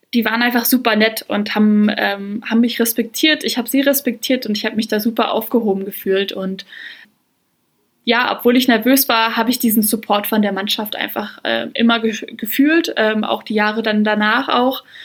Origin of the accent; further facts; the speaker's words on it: Braunschweig-Wolfsburg area, Lower Saxony, Germany; moved away as an adult; also born or lived in Marburg, Hesse; ich komme aus Niedersachsen, das ist so Region Braunschweig-Wolfsburg.